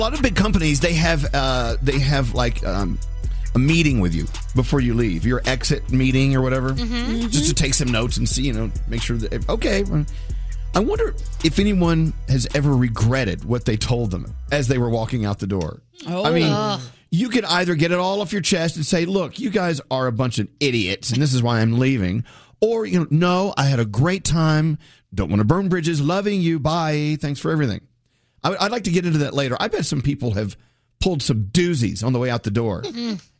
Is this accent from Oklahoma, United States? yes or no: no; Texas, United States; I'm a Texan